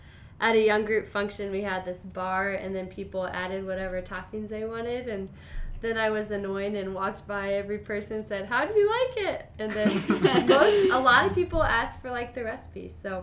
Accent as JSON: {"language": "English", "country": "United Kingdom", "said": "I am British as well."}